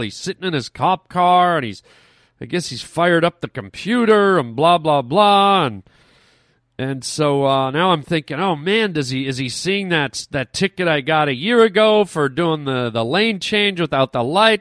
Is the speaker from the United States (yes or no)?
no; Canada; us Canadians try to be very, very polite. That's how we're raised.